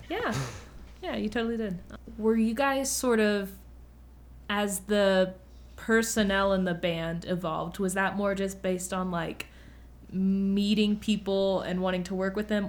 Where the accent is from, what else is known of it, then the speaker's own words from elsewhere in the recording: Murfreesboro, Tennessee, United States; I grew up in Murfreesboro